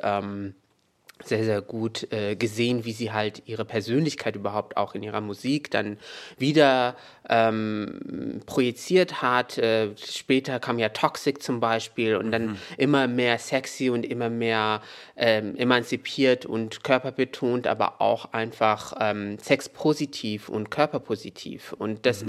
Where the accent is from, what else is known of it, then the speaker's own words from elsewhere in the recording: Meknes, Fès-Meknès, Morocco; moved away; in Meknes, da wo ich aufgewachsen bin